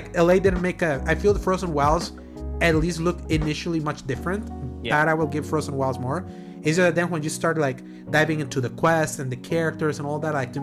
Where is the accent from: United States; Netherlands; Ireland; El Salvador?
El Salvador; I am from El Salvador